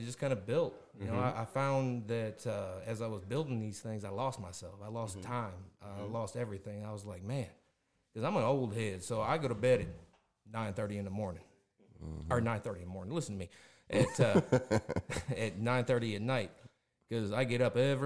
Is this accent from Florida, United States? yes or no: no; Sparta, Illinois, United States; I grew up in Sparta, Illinois, which is about 45 minutes south of here